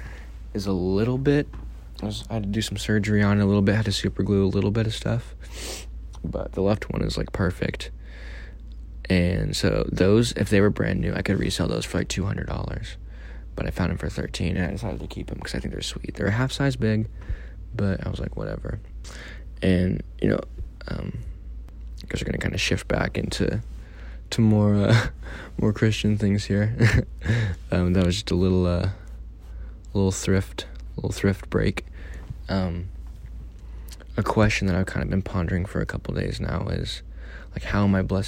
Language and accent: English; Missouri, United States; moved away; I'm from Missouri, you know, I'm not from here